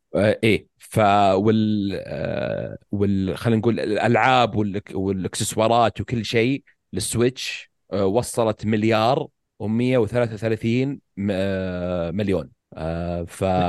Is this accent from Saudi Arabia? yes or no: yes; Saudi Arabia; عندنا في السعوديه